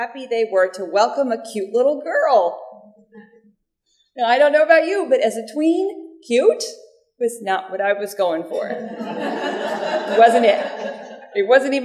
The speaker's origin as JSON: {"language": "English", "region": "Mississippi", "country": "United States", "tie": "born or raised there", "said": "I grew up unchurched in Mississippi until I was a tween"}